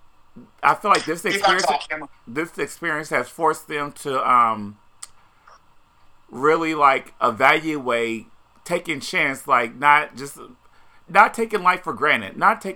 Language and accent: English; Indiana, United States; now in New York City, United States; growing up in Indiana, I would never, ever live outside of New York City